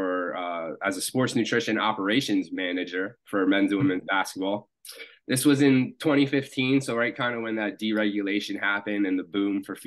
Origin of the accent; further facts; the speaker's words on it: Wilmington, Delaware, United States; now in Philadelphia, United States; I'm originally from Wilmington, Delaware, born and raised